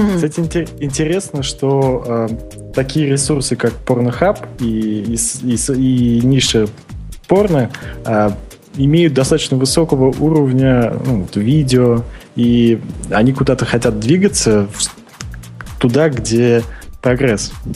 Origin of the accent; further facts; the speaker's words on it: Russia; now in Vietnam; я родился в России, но сейчас я во, во Вьетнаме